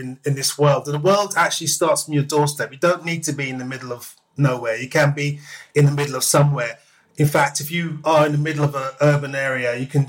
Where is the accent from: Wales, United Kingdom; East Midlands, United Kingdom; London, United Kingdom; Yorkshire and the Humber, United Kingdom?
London, United Kingdom; also born or lived in Park Royal; raised in Wembley